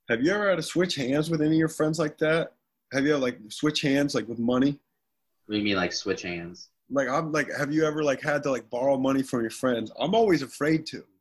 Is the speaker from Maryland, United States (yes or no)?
no; Bucyrus, Ohio, United States; So, so what's your hometown? Bucyrus, Ohio.